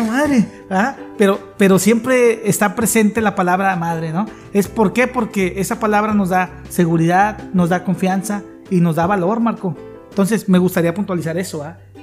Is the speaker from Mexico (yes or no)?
yes; Tampico, Tamaulipas, Mexico; El de aquí de Tampico, ala man. Somos muy dados a decir ala